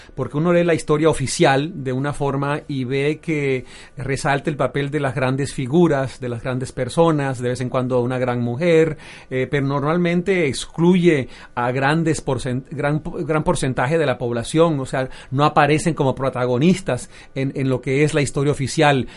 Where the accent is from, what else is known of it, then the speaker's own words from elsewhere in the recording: Venezuela; moved away; also born or lived in United States; siendo venezolano en Estados Unidos